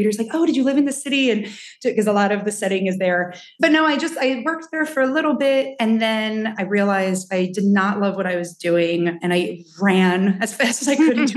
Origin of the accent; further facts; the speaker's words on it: New Jersey, United States; mostly I've spent most of my life here in New Jersey